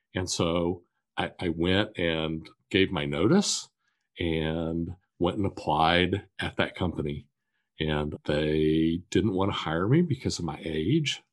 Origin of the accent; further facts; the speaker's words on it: Wichita, Kansas, United States; I was born and raised in Wichita, Kansas